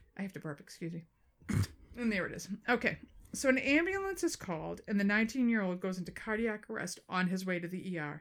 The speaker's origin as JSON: {"language": "English", "town": "Boston", "region": "Massachusetts", "country": "United States", "accent": "Boston", "said": "my Boston accent"}